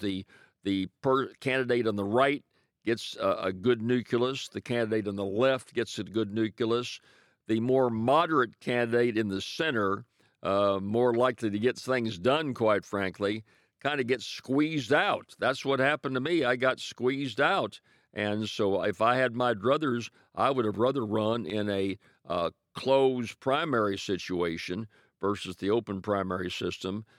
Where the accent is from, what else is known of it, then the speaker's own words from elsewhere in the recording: Ferriday, Louisiana, United States; my hometown of Faraday, the Delta Music Museum